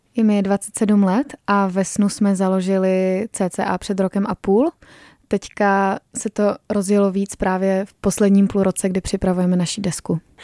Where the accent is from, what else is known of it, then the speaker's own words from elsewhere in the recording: Czechia; že jsme Češi